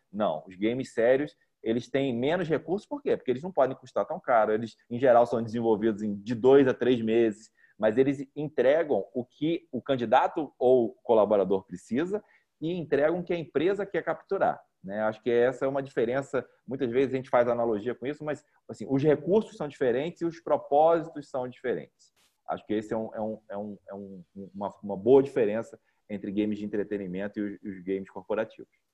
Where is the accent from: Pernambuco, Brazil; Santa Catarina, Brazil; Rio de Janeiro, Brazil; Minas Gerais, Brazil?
Rio de Janeiro, Brazil; moved away as an adult; also born or lived in São Paulo; now in Goiânia, Brazil; eu sou carioca e me, fiz, é, estudei né, a universidade em São Paulo. Morei em São Paulo durante 15 anos e estou em Goiânia há dois anos e meio